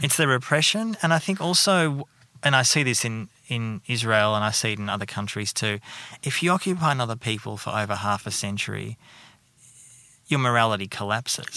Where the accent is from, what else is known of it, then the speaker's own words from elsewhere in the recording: Melbourne, Victoria, Australia; moved away as an adult; also born or lived in United Kingdom; now in Sydney, Australia; I'm from Melbourne